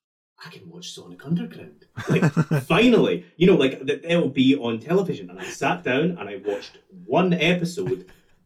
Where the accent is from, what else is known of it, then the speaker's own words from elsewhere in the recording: Scotland, United Kingdom; I'm Scottish.